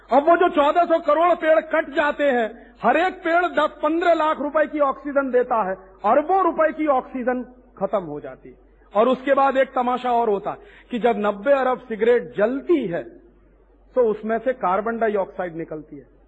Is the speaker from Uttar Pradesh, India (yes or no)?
yes; Allahabad, Uttar Pradesh, India; मेरे अपने इलाहाबाद शहर